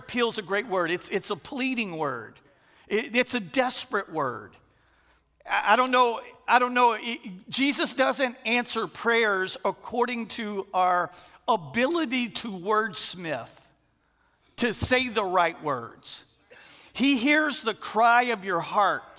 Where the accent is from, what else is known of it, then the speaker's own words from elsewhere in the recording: Texas, United States; moved away as an adult; also born or lived in St. Landry Parish, Louisiana; now in Louisiana, United States; we're originally from Texas, but we moved here 23 years ago